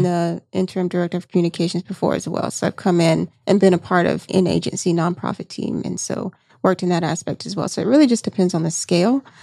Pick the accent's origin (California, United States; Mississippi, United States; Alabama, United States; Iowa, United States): Alabama, United States; Seale; moved away; I'm originally from Alabama, you know, where I went to high school, population four hundred people, you know what I'm saying, in Seal, Alabama.